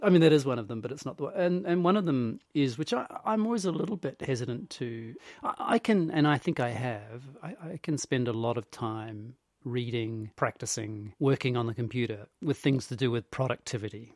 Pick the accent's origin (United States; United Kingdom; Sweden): United Kingdom; England; accent: English; a brutally English Italian accent